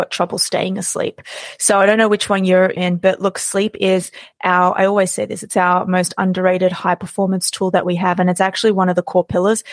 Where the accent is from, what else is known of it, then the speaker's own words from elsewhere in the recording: Australia; I was born and raised in Australia.